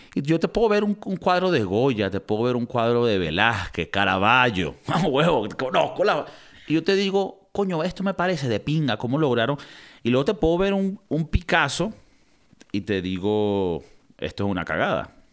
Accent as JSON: {"language": "Spanish", "country": "Venezuela", "moved": "yes", "said": "Nosotros venimos de Venezuela"}